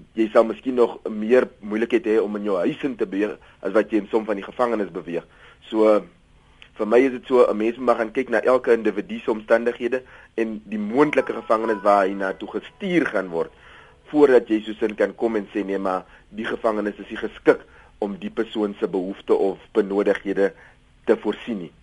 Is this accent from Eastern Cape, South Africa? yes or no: no; Cape Town, Western Cape, South Africa; ek kom uit Kaapstad uit